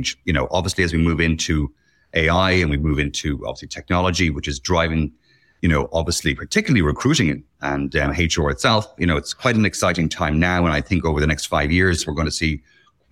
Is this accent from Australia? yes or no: no; Ireland; accent: Irish; moved away as an adult; also born or lived in Saudi Arabia / Bahrain / United Arab Emirates; now in Middle East; you're probably telling my accent, I'm Irish and I've been in the Middle East now 14 years